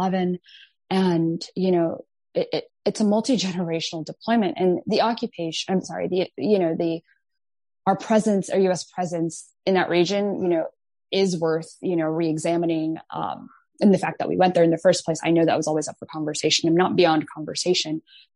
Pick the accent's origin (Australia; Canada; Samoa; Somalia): Somalia; Mogadishu, Banaadir; now in Maryland, United States; I was born in Mogadishu, Somalia. So I fled a civil war with my family